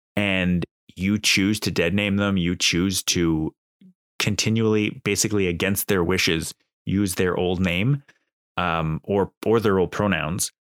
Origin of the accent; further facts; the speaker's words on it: Canada; as a Canadian